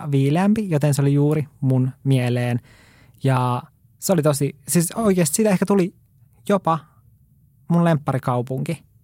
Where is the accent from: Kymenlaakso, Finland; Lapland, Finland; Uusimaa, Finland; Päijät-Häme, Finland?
Lapland, Finland; Mä olen Lapista kotoisin, mä en ole tottunut